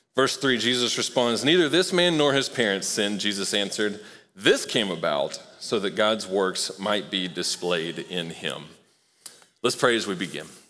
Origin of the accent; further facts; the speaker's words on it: Knoxville, Tennessee, United States; I grew up in Knoxville